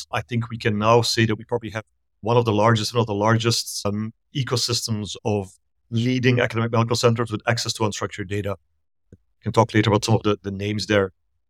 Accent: Belgium; moved away as an adult; also born or lived in Asia / Middle East; now in Pasadena, United States; I'm originally from Belgium in Europe, and I moved here close to 20 years ago. So it's been a long time, but I lived in Asia and the Middle East before. So I kept moving east until I found myself on the west coast of the US.

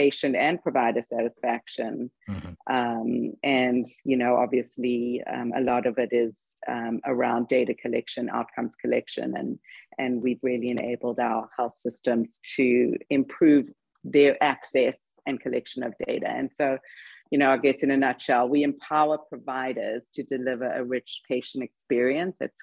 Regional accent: South Africa; moved away as an adult; also born or lived in London, United Kingdom; now in United States; I'm actually South African, because everybody by now is wondering where the accent is from

